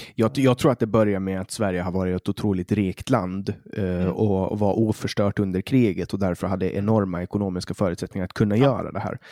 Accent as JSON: {"language": "Swedish", "country": "Åland Islands"}